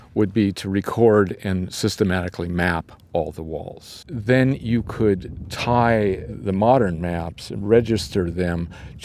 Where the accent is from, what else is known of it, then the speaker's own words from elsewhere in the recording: Berkeley, California, United States; When I was growing up in Berkeley here